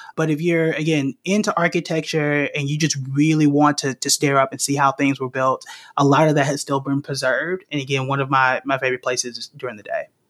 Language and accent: English; Tulsa, Oklahoma, United States; moved away as an adult; also born or lived in New York / North Carolina / Dallas; I was born and raised in Tulsa, Oklahoma. I spent the first 20 to 22 years in the city and the state